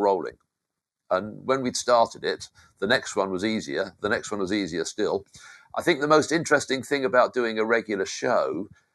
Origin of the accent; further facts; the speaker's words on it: United Kingdom; accent: British; moved away; Being British helped.